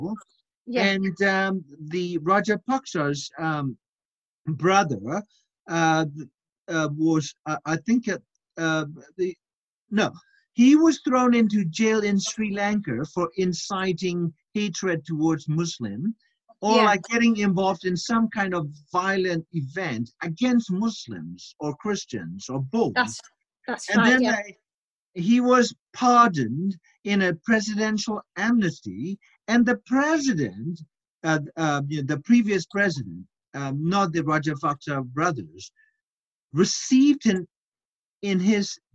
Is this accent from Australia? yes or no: no; Mandalay, Mandalay Region, Myanmar; in my hometown called Mandalay the upper part of Burma